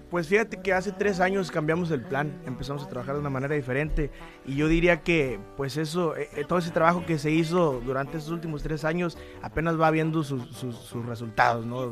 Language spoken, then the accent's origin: Spanish; Culiacán, Sinaloa, Mexico; also born or lived in Durango / Michoacán; mí me llevan a vivir a Culiacán y pues ahí fue donde, crecimos